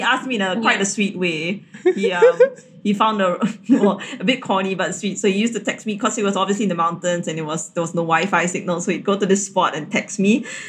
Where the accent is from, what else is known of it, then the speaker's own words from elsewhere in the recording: Singapore; I'm Chinese, Catholic, and um, Singaporean.